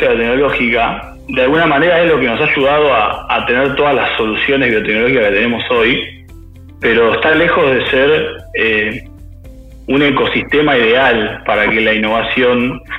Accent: Quilmes, Buenos Aires Province, Argentina; yo soy de Guilmes

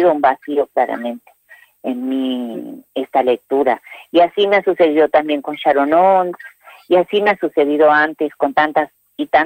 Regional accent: La Falda, Córdoba, Argentina; also born or lived in Puerta Grande / Los Sauces; yo nací en La Falda, estuve mucho tiempo viviendo de aquí para allá porque, bueno, mis padres eh, no tenían casa propia

